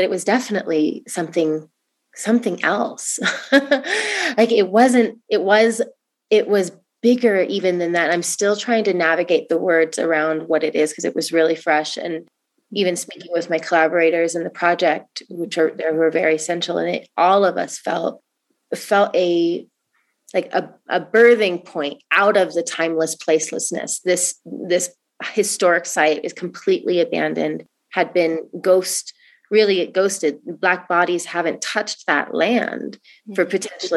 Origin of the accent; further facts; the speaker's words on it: Oregon, United States; moved away; I come from Oregon